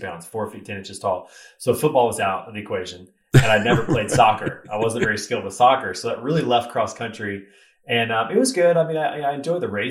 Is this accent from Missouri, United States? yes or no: yes; Raytown, Missouri, United States; So I grew up in Kansas City, Missouri, in a little suburb called Raytown, just southeast of downtown Kansas City.